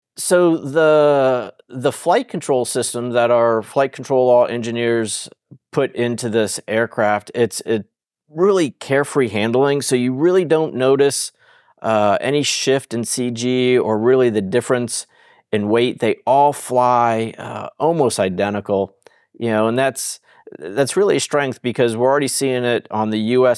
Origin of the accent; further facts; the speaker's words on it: South Florida, United States; I grew up in South Florida, in uh, the early and mid 70s